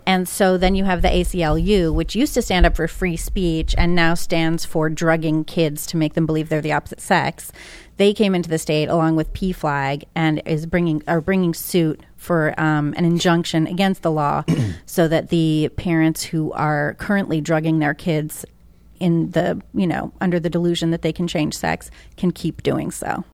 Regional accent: Northeast, United States; also born or lived in Massachusetts / New York; I'm from the Northeast, born and raised.

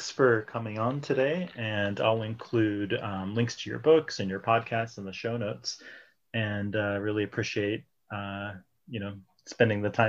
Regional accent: Sacramento, California, United States; I'm actually from Sacramento

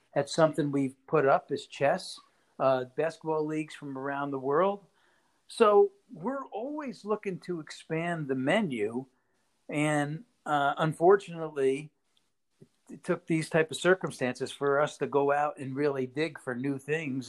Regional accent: Poughkeepsie, New York, United States; moved away as an adult; now in Las Vegas, United States; I'm from Poughkeepsie, New York. Um, that's where I was born, and that's where I lived for the first 24 years of my life before I came out to Las Vegas

